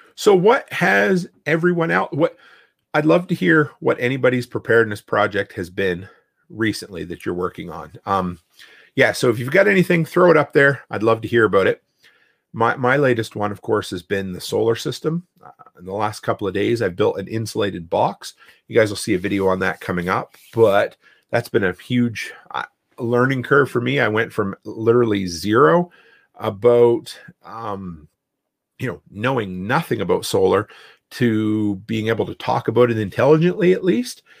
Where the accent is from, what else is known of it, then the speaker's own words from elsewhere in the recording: East Coast, Canada; now in Alberta, Canada; I grew up on the East Coast, and I thought I left hurricanes behind when, uh, I came to Alberta